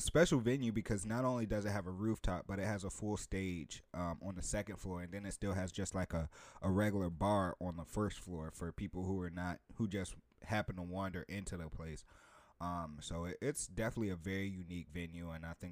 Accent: Richmond, Virginia, United States; also born or lived in Philadelphia; I've always pretty much claimed myself as a Richmonder. I'm from Southside.

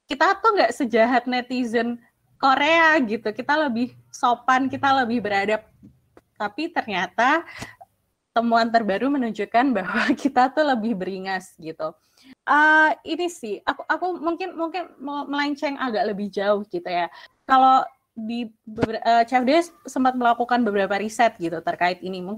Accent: Java, Indonesia; Misalnya kayak sebagai orang Jawa gitu, aku sering ditegur sama uh, anggota keluargaku yang lebih senior gitu.

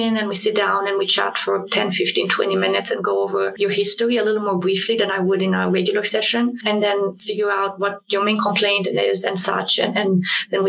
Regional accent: Romania; moved away; I grew up in Romania

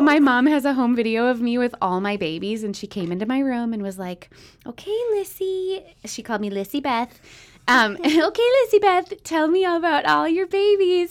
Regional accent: Minneapolis, Minnesota, United States; also born or lived in Minot, North Dakota; now in Eau Claire, United States; I grew up in Minnesota, but was born in North Dakota.

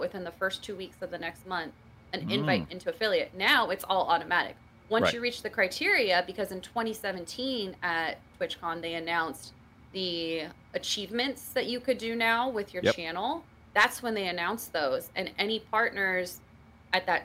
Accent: California, United States; moved away as an adult; now in Connecticut, United States; I'm originally from California

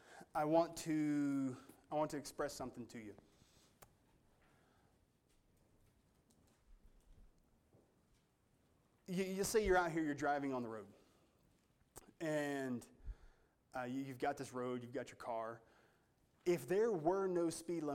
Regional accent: United States; as an American, I'm not held to the Jewish law.

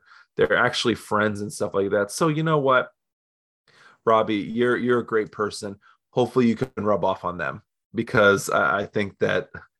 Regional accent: Ypsilanti, Michigan, United States; because I'm from Ipsy and I know how to say it without sounding like a tourist.

